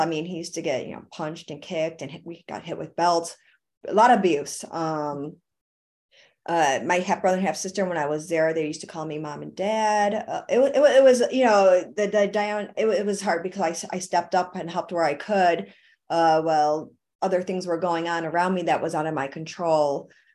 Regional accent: Buffalo, New York, United States; moved away; That's where I'm from. I'm from Buffalo, New York

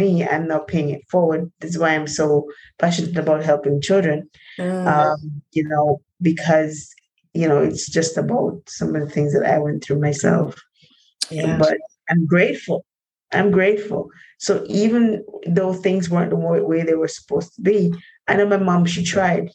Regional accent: Linstead, Saint Catherine, Jamaica; growing up in Jamaica in a place called Linstead, St. Catherine

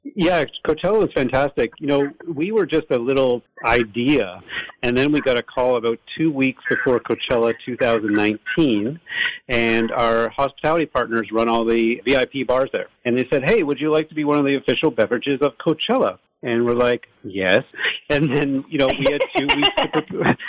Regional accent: Toronto, Ontario, Canada; moved away as an adult; now in Los Angeles, United States; we're from Toronto originally

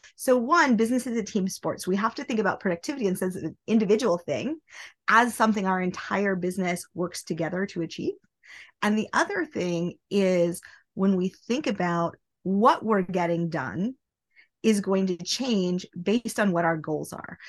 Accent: Nebraska, United States; now in New York City, United States; I live in New York City. I am originally from Nebraska

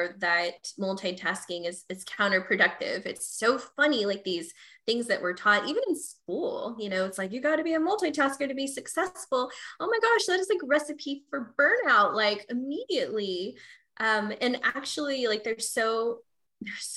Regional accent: Texas, United States; I'm from Texas, so I say y'all sometimes

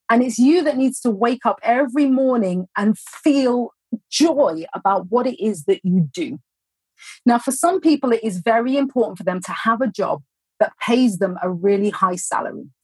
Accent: Mumbai, Maharashtra, India; I'm a college student majoring in psychology and education studies, and I'm from

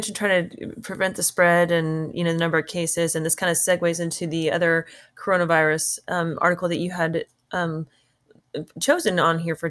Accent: Texas, United States; That's my home state.

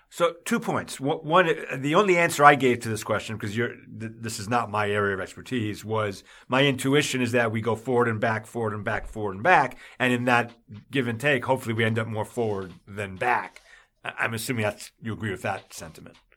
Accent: New York, United States; moved away as an adult; also born or lived in the South (US); I was raised in New York, but I've been in the South most of my adult li-, all, almost all my adult life

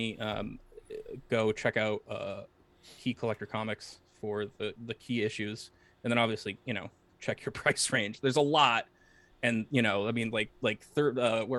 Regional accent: New England, United States; growing up in New England, like in like early 2000s

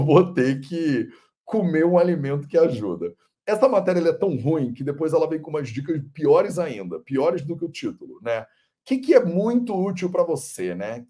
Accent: Rio de Janeiro, Brazil; Eu sou carioca

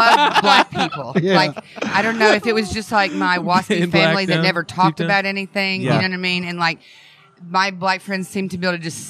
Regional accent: Arkansas, United States; I'm from Arkansas.

